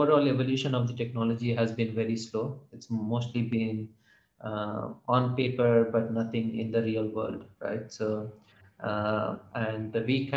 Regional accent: Hyderabad, Telangana, India; moved away as an adult; also born or lived in Bay Area, United States; I wanted to set up my business here in Hyderabad, primarily because I'm from Hyderabad

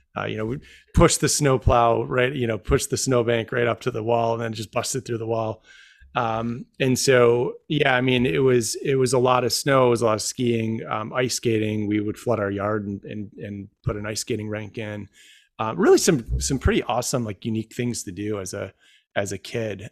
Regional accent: Rome, New York, United States; moved away as an adult; also born or lived in Syracuse, New York; now in Washington, DC, United States; my hometown of Rome, New York

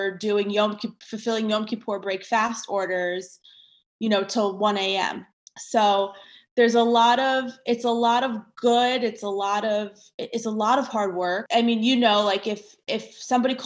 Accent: New Jersey, United States; I grew up in New Jersey

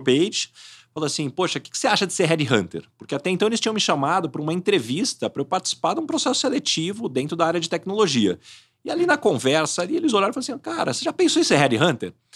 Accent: São José do Rio Preto, São Paulo, Brazil; Eu sou de São José do Rio Preto

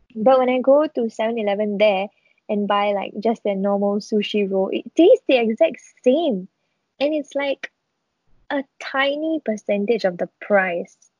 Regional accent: Singapore

